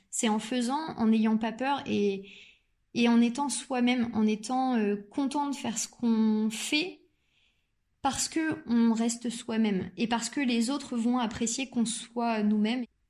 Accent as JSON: {"language": "French", "region": "Normandy", "country": "France", "tie": "born or raised there", "said": "je suis originaire de Normandie euh, et j'y ai fait toutes mes études"}